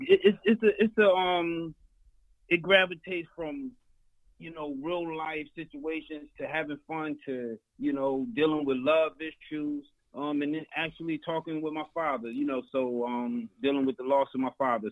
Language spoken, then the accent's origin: English; Elizabeth, New Jersey, United States; I'm a Jersey boy, born and raised